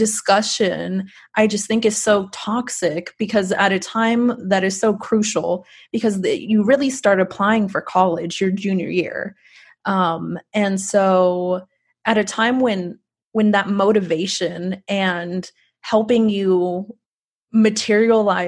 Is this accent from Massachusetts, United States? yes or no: no; Rio Grande Valley, Texas, United States; growing up in the Rio Grande Valley